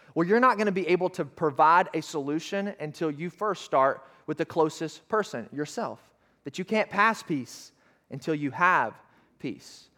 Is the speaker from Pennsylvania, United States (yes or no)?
no; Arkansas, United States; I'm from Arkansas